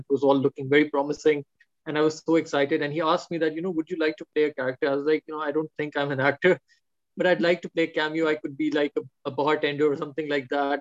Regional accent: Pakistan; I'm a Pakistani

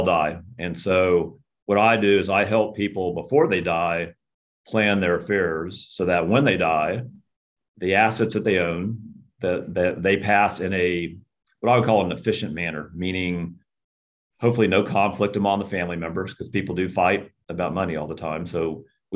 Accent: Houston, Texas, United States; I grew up in Houston. I'm a native Houstonian

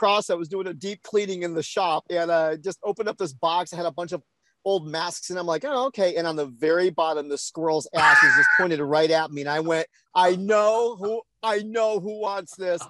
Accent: Hiram, Ohio, United States; I grew up in Northeast Ohio.

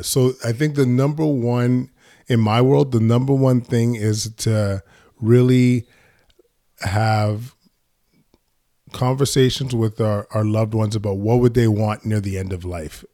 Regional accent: Edmonton, Alberta, Canada; I was born in Edmonton, Alberta. Um, my parents are from Ghana, uh, and I was, uh, one of four kids growing up, uh, in Edmonton

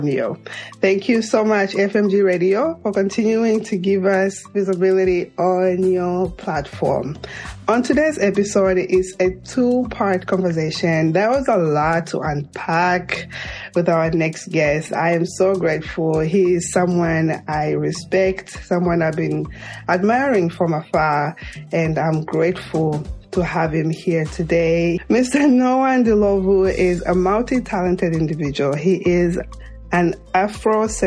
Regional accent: Mongu, Western Province, Zambia; moved away as an adult; now in United States; I grew up in Mongo most of my my years in Zambia

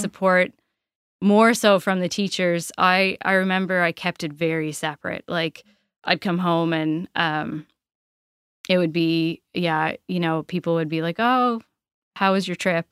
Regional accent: Port Bevis, Nova Scotia, Canada; I grew up in Port Bevis

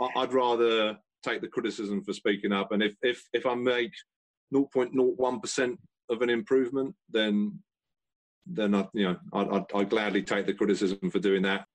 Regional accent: London, United Kingdom; I grew up in South Croydon

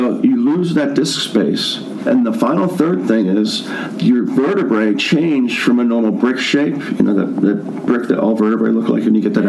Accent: Baldwin, United States; I am originally from Baldwin, at Baldwin High School, graduate of in 83.

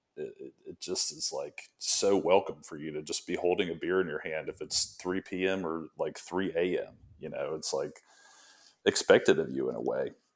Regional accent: Alabama, United States; moved away as an adult; now in Tampa, United States; I had gone to school in Alabama and grew up there

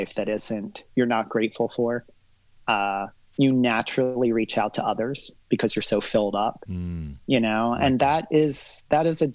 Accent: Barbados; now in United States; I was born here in the States, but I grew up in Barbados. At a young age, I was sent to Barbados about 2.5 years old.

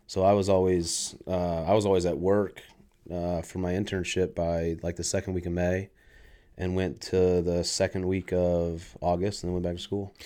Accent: San Diego, California, United States; I was born in San Diego

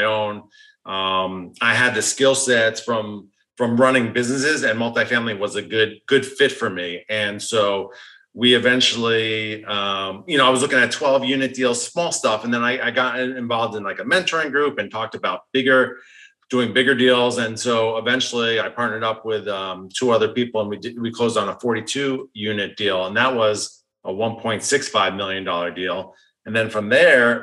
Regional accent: New York, United States; I was born in New York. I'm a Northeastern

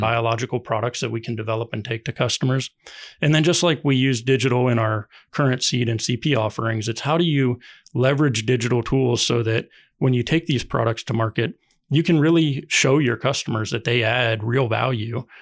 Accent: Ohio, United States; moved away as an adult; also born or lived in Durham, North Carolina; I grew up farming in Ohio

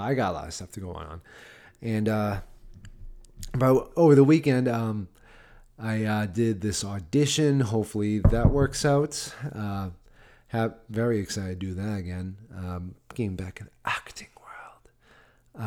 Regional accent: Massachusetts, United States; now in Nashville, United States; Massachusetts, yep, there's my home state

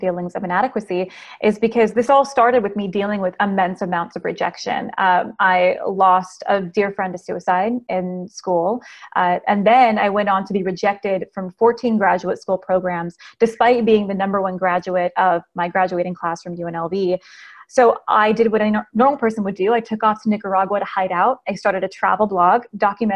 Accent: Las Vegas, Nevada, United States; now in Nashville, United States; I am originally from Las Vegas, Nevada. I now live in Nashville, Tennessee.

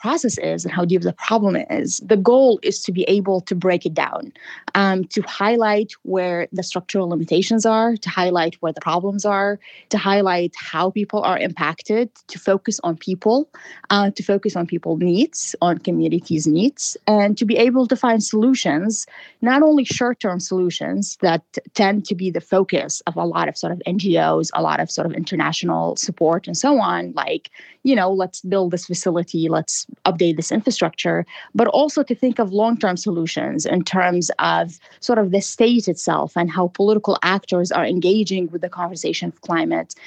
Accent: Iraq; I am originally from Iraq

